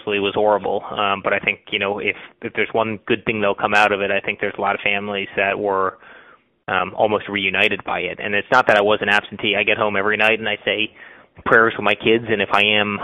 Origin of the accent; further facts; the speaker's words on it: United States; individual freedoms that we have as American